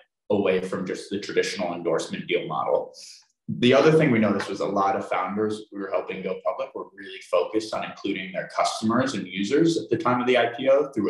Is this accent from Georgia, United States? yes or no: no; outside New York City, United States; I grew up outside New York City